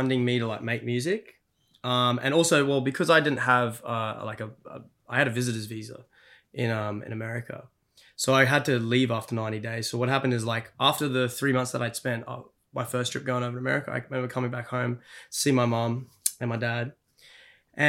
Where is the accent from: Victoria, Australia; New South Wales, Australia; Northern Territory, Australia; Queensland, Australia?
Queensland, Australia; Brisbane; moved away as an adult; also born or lived in United States; we left Brisbane, my hometown